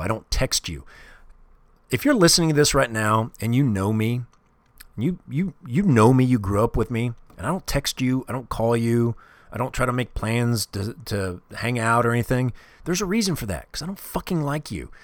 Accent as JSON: {"language": "English", "town": "Kansas City", "region": "Missouri", "country": "United States", "tie": "born or raised there", "said": "I grew up in Kansas City"}